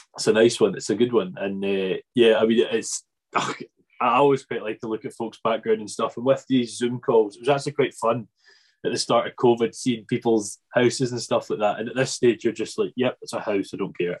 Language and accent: English; Arran, Scotland, United Kingdom; also born or lived in Ayrshire; we're from Arran, which is heavily beef and sheep